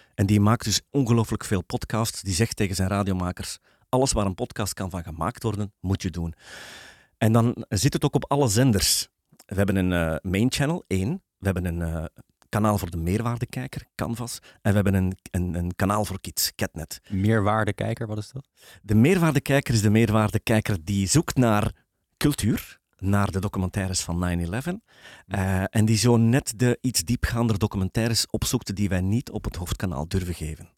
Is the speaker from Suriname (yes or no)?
no; Belgium; als Belgen